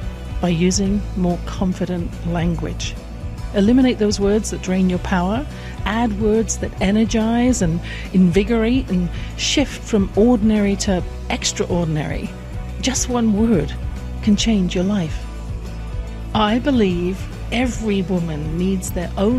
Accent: England, United Kingdom; born or raised there

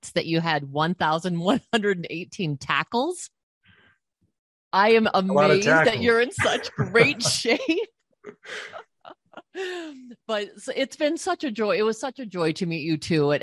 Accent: Colorado, United States; I grew up in Colorado

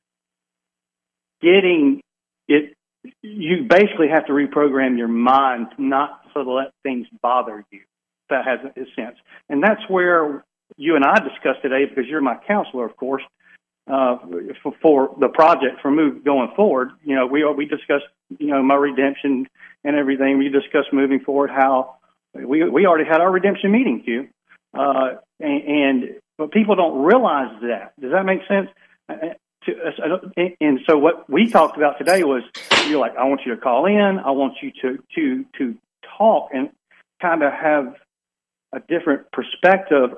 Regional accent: Alabama, United States; I'm from Alabama

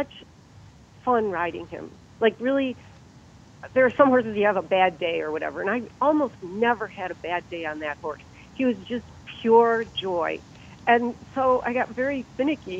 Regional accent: Northeast Ohio, United States; I'm from Northeast Ohio

